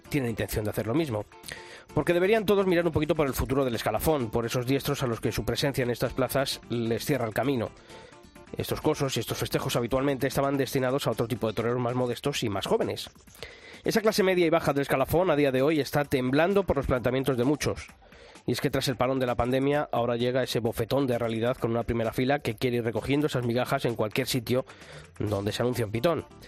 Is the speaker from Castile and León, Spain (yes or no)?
yes; Arévalo, Castile and León, Spain; mi tierra, en Arevalo